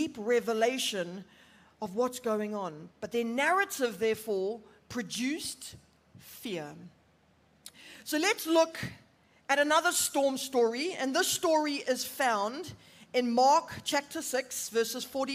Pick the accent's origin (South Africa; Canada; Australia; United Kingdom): South Africa; Durban, KwaZulu-Natal; moved away as an adult; now in Johannesburg, South Africa; I'm originally from Durban, and we moved up to Joburg about 5 years ago